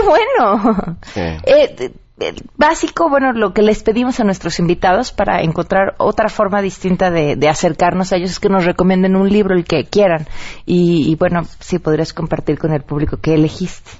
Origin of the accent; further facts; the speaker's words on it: Mexico; quiénes somos como mexicanos